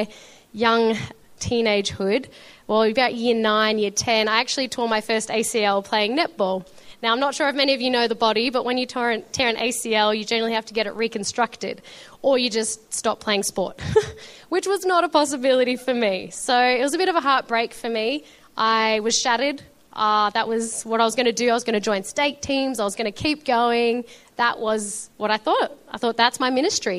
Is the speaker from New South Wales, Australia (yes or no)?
no; Melbourne, Victoria, Australia; also born or lived in Shepparton; I was born in Melbourne and we lived in Shepparton for a few years. If anyone doesn't know, that's a bit more northern Victoria, gorgeous area, a bit more bushy or country, as you would say. Then we moved to Melbourne, which has just been amazing because we've lived here ever since.